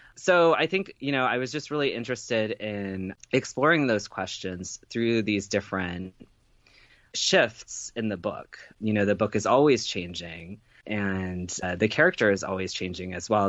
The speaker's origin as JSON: {"language": "English", "town": "Chester", "region": "Virginia", "country": "United States", "tie": "born or raised there", "said": "I grew up in Chester, Virginia"}